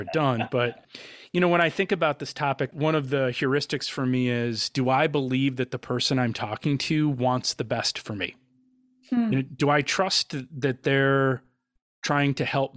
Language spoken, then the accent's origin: English; Wisconsin, United States; I'm from Wisconsin